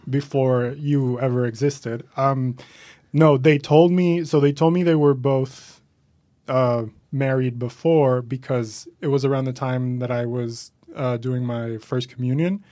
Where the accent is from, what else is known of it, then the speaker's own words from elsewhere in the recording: Caracas, Capital District, Venezuela; moved away as an adult; now in New York, United States; I'm from Venezuela, originally born and raised there